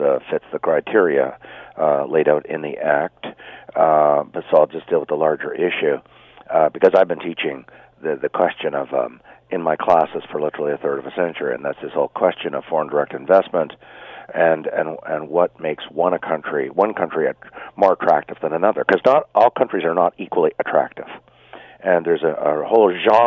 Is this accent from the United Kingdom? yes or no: no; Ottawa, Ontario, Canada; I've lived in Ottawa all my life.